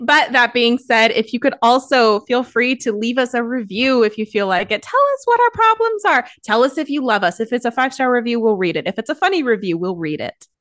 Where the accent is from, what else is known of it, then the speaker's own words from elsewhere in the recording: United States; as an American